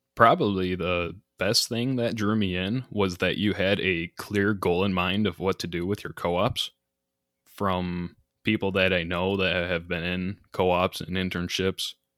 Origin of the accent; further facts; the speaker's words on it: Grand Rapids, Michigan, United States; also born or lived in Houghton, Michigan; I'm from the Grand Rapids area initially